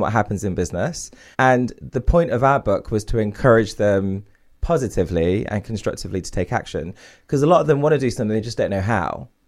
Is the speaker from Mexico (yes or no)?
no; Derby, East Midlands, United Kingdom; my parents are from India, I grew up in Derby